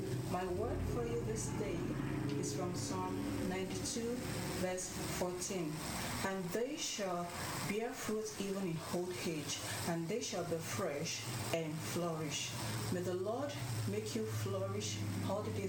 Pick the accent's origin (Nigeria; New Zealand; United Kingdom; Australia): Nigeria; moved away as an adult; now in United States; I'm from Nigeria, West Africa.